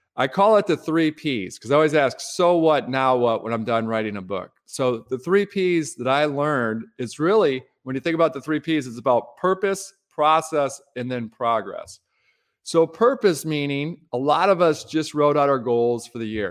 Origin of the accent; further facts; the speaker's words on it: Detroit, Michigan, United States; Midwesterner growing up in Detroit